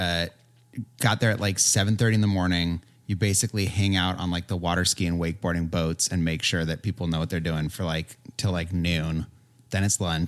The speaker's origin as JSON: {"language": "English", "town": "San Diego", "region": "California", "country": "United States", "tie": "born or raised there", "said": "I grew up in San Diego"}